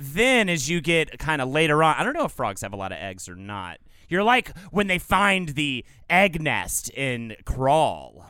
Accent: the South, Southern United States, United States; accent: Southern; my Southern accent

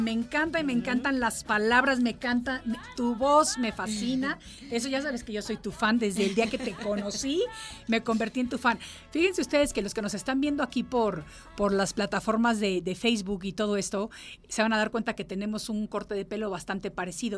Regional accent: Mexico; moved away; Yo también estoy recientemente reubicada a mi México, porque yo estuve viviendo fuera de México 36 años

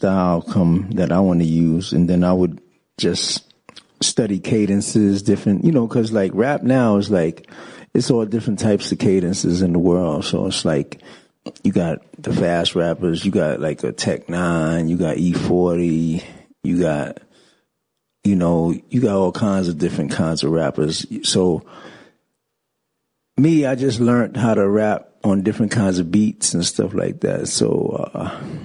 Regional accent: New York City, New York, United States; I grew up in the Bronx, basically, rapping.

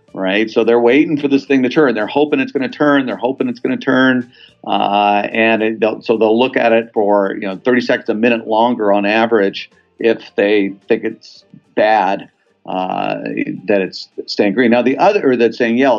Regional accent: Southern California, United States; I grew up in Southern California

